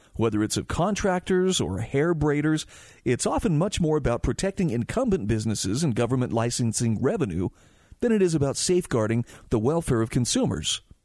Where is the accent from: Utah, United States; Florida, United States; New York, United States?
Utah, United States; my home state of Utah